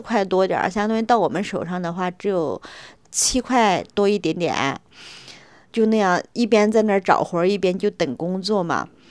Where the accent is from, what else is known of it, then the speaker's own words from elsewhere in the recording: Sichuan, China; moved away as an adult; now in Beijing, China; 我是来自四川省